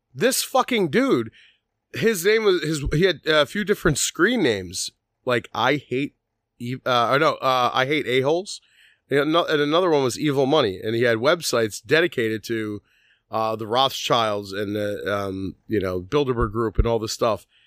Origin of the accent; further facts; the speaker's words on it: Philadelphia, Pennsylvania, United States; we grew up on Second Street in South Philly